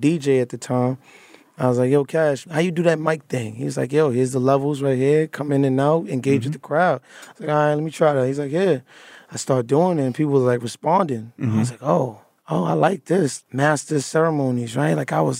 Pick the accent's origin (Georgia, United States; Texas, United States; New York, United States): New York, United States; Brooklyn; Brooklyn is just like any other tough place in the city and that urban environment. I grew up mother and father, but went to high school in like one of the worst high schools in Brooklyn, Cobble Hill at the tim